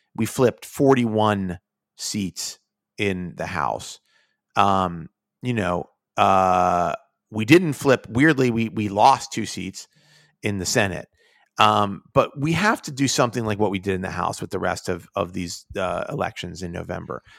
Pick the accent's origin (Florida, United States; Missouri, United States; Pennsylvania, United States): Pennsylvania, United States; Pittsburgh; now in New York, United States; I'm from Pittsburgh